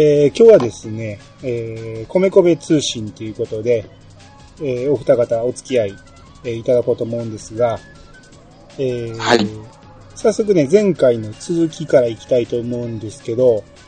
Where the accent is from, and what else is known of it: Kansai, Osaka, Japan; accent: Kansai dialect